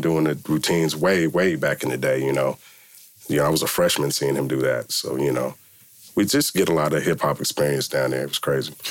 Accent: Milpitas, California, United States; I grew up in Milpitas, you know what I'm saying, and uh, small town

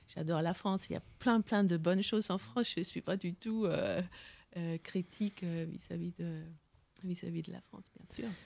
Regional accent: west coast on the North Sea, West Jutland, Denmark; là d'où je viens, c'est vraiment c'est la côte ouest balayée par les vents de la mer du Nord

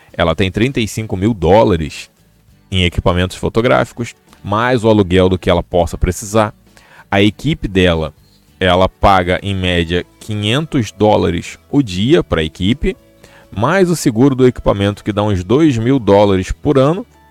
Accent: Rio de Janeiro, Brazil; eu já sou do Rio.

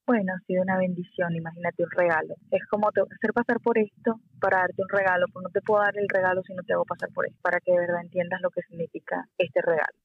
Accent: Puerto La Cruz, Anzoátegui, Venezuela; moved away as an adult; also born or lived in Caracas, Venezuela; now in Miami, United States; yo soy de Puerto La Cruz, me fui a Caracas a los 18

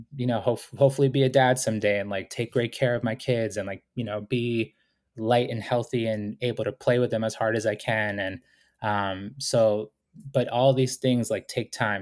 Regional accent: Boston, Massachusetts, United States; also born or lived in Ecuador; I was born in Ecuador, came to the United States with my family when I was four years old, and we went through, you know, serious poverty when, uh, we were growing up in Boston

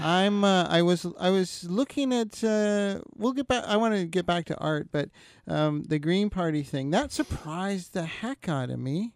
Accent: Kenora, Ontario, Canada; moved away; I'm originally from Kenora, Ontario

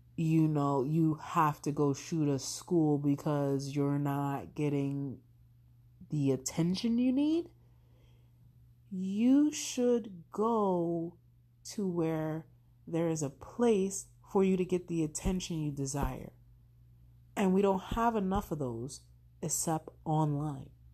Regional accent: United States; as an American citizen

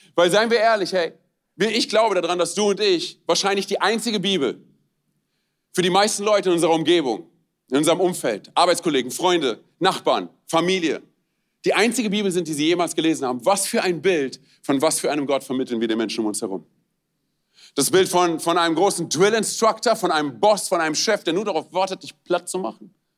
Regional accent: Romania; moved away; ich bin Rumäne.

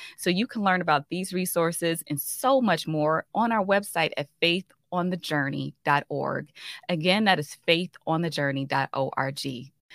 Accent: Chicago, Illinois, United States; I'm from the Chicagoland area

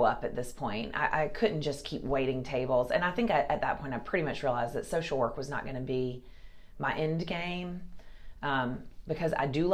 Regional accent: Kernersville, North Carolina, United States; moved away as an adult; now in Raleigh, United States; I'm from Kernersville, which is a small, small little town between Winston-Salem and Greensboro. I grew up there

